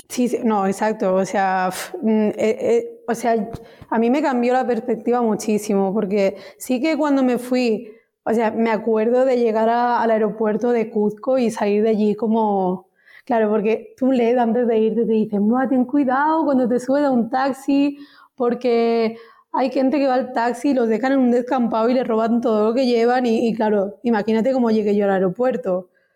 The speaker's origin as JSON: {"language": "Spanish", "area": "near Vic, Osona, Barcelona", "region": "Catalonia", "country": "Spain", "said": "soy de Etona, que es un pueblecito que está al lado de Vic, en Osona, Barcelona exactamente"}